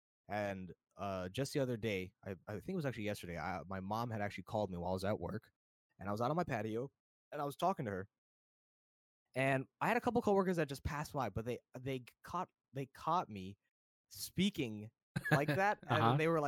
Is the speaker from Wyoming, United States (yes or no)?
no; New Jersey, United States; also born or lived in New York; now in US West Coast; I think it's really cool that I was born in New York, but I only remember New Jersey, unfortunately. But yeah, I'm East Coast to West Coast boy now.